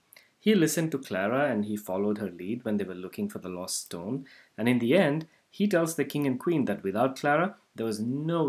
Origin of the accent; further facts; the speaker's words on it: India; moved away; when I was growing up in India